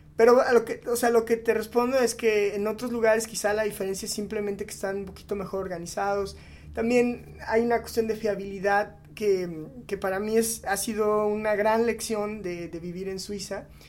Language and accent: Spanish; Mexico; somos mexicanos